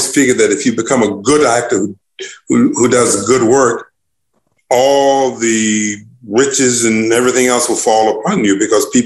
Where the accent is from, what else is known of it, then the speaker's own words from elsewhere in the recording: Newport News, Virginia, United States; my hometown in Newport News, Virginia